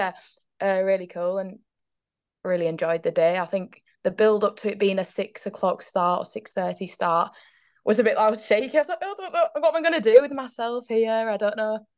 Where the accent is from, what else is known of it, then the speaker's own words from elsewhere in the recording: York, Yorkshire and the Humber, United Kingdom; started up a little girls team in York, so where I'm from